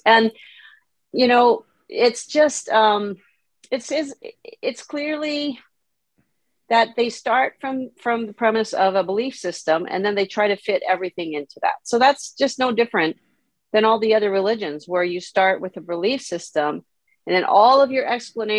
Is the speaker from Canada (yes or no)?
yes; Canada; also born or lived in South America; part of the reason why I was in South America as a Canadian was my parents were Christian missionaries